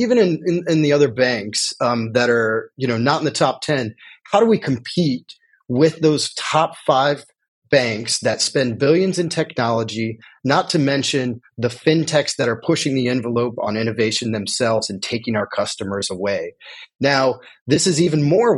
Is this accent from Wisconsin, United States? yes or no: no; Indiana, United States; now in California, United States; I'm originally from Indiana